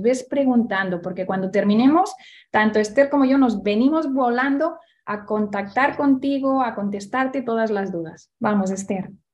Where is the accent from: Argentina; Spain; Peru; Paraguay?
Spain; Barcelona, Catalonia; moved away; vamos a mi tierra, donde yo nací